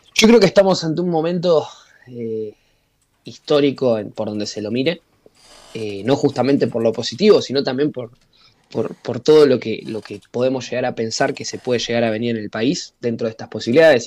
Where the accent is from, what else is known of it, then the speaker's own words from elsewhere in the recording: Argentina; como militantes y como argentinos